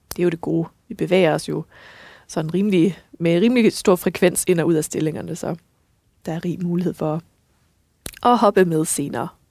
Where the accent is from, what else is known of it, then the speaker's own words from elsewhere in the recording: West Jutland, Central Denmark Region, Denmark; nu jeg er altså selv vestjyde